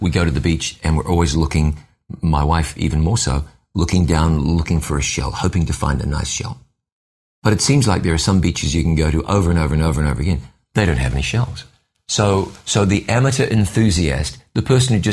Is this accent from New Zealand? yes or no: yes; New Zealand; when I was a little kid growing up in New Zealand